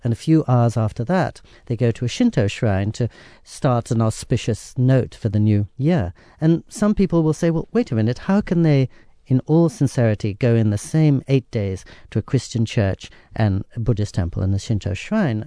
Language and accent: English; England, United Kingdom; now in Japan; I grew up in England where, as you know, people are also quite reserved